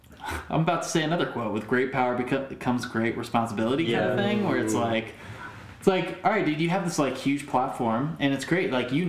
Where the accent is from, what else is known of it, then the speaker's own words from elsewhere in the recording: Connecticut, United States; I grew up in Connecticut. It's all white there.